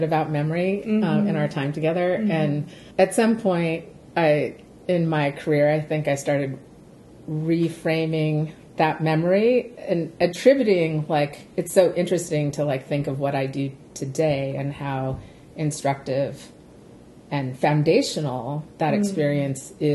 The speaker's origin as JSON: {"language": "English", "area": "the Pacific Northwest, just outside of Seattle", "region": "Washington", "country": "United States", "tie": "born or raised there", "said": "this was in the urban Indian community of the Pacific Northwest, so just outside of Seattle"}